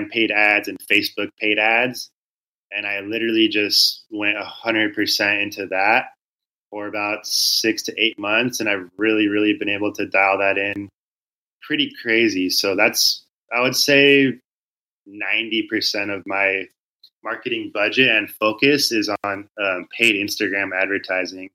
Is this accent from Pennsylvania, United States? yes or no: no; Southern California, United States; I grew up in Southern California